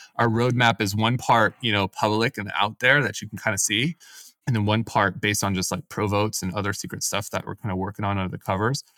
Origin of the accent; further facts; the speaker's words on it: Silicon Valley, California, United States; also born or lived in San Diego; I grew up in the Silicon Valley, decided to move away for school